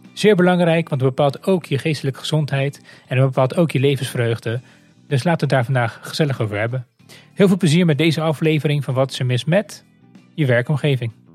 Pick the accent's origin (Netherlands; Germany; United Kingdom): Netherlands; we er als Nederlanders